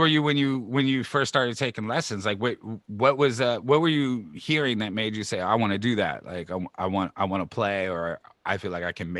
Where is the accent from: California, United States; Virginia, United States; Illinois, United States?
California, United States; San Diego; moved away as an adult; now in San Francisco, United States; I grew up in San Diego. And in San Diego, if you see Latinos, it's almost always Mexicans, right? It's I would say 95%, right? Then I moved to the Mission